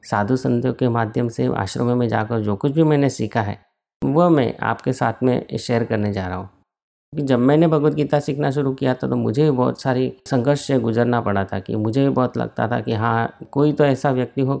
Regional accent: Ahmedabad, Gujarat, India; और मैं अहमदाबाद का रहने वाला हूँ

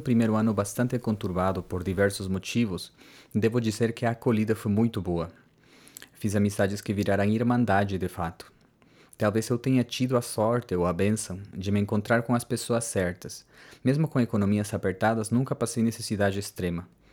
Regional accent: Peru; Portuguese is a second language; moved away as an adult; now in Curitiba, Brazil; como peruano

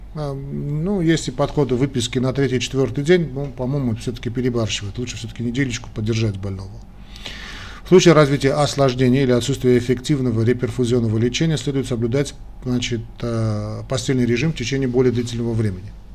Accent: Armenia; армяне как мы

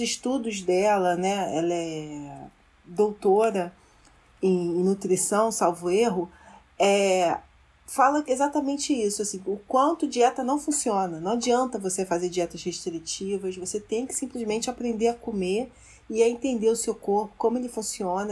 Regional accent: Brazil; como brasileira

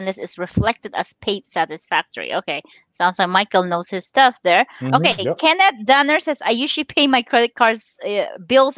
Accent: Philippines; now in United States; I was born and raised in the Philippines. I moved here in 2000.

